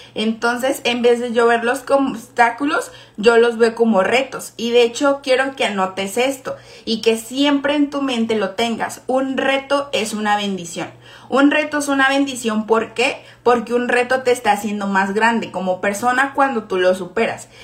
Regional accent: Guadalajara, Jalisco, Mexico; yo soy de Guadalajara

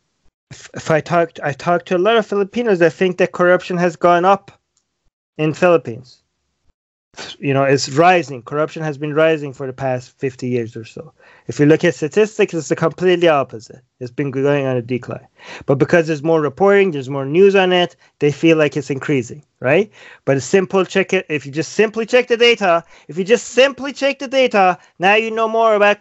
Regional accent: Iran; moved away; I was born and raised in Iran

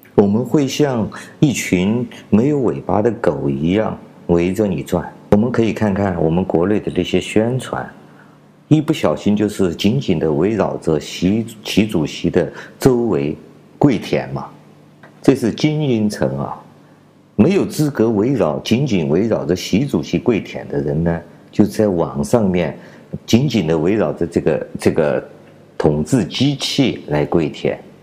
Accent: China; 我是来自中国大陆的

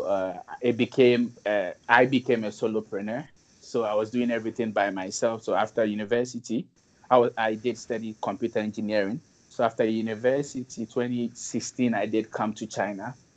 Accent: Ashanti, Ghana; I happen to come from the Ashanti region

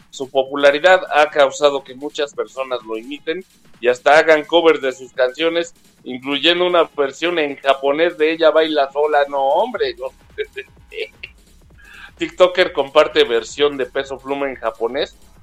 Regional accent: Mexico; cuando decimos que somos de México

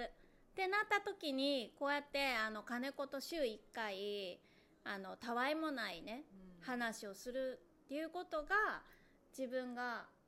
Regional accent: Osaka, Japan; 私はまあ大阪育ち大阪生まれなんで

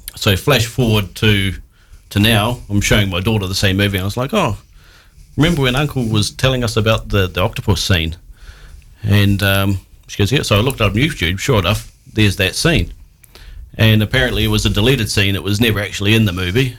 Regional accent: New Zealand; as a New Zealander

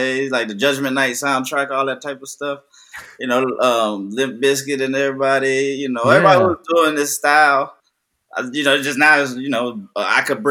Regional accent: Houston, Texas, United States; I'm from Houston

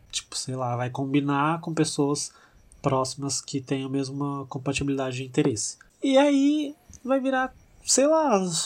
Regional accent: São José do Rio Preto, São Paulo, Brazil; Chega no domingo aqui em Rio Preto, que a gente é de Rio Preto

